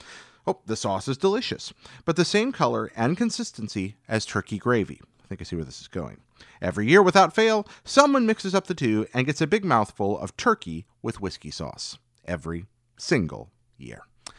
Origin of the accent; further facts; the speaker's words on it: Washington, District of Columbia, United States; I grew up in Washington, D.C., and there was a fairly large and active Jewish community in my neighborhood.